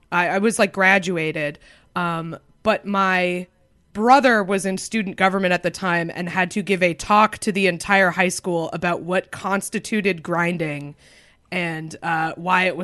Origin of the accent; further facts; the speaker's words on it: Concord, New Hampshire, United States; Concord, New Hampshire.